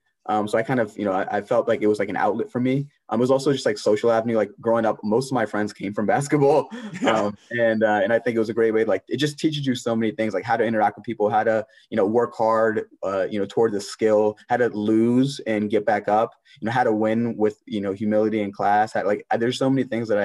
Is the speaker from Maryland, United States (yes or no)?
yes; Maryland, United States; I grew up in Maryland.